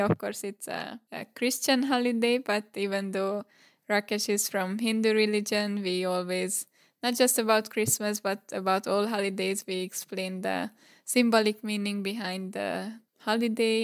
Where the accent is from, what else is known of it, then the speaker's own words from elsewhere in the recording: Hungary; I am from Hungary